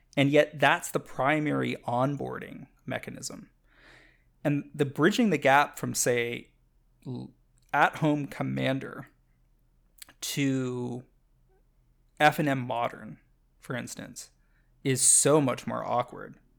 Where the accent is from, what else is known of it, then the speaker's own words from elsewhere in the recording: Canada; I'm a Canadian